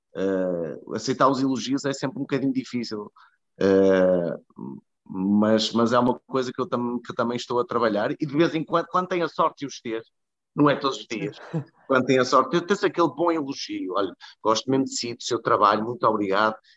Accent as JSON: {"language": "Portuguese", "town": "Porto", "region": "Norte", "country": "Portugal", "tie": "born or raised there", "also_born_or_lived": "Budapest / Lisbon", "moved": "as an adult", "said": "o Porto é onde eu nasci, é onde, estão, onde estão os meus amigos, onde estão os meus pais, onde está a minha família."}